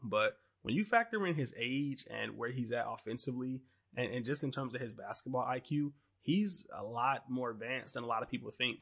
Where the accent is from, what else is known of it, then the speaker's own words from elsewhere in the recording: Detroit, Michigan, United States; I'm from Detroit